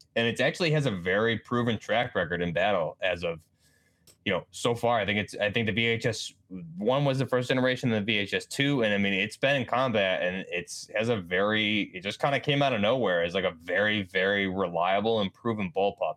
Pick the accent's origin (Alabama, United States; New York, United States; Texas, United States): New York, United States; I'm just from New York